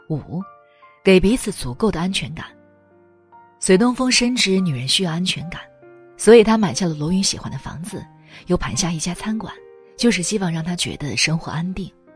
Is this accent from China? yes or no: yes; China; 我们中国人